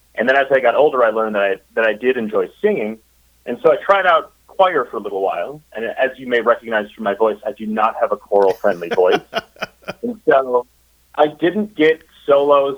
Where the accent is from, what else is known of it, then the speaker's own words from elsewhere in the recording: Minnesota, United States; moved away as an adult; also born or lived in Chicago, Illinois; now in Eureka Springs, United States; I was born in Minnesota